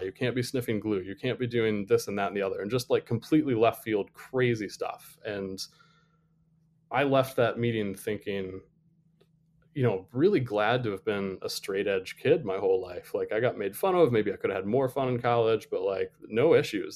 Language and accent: English; Toledo, Ohio, United States; moved away; growing up outside of Toledo, Ohio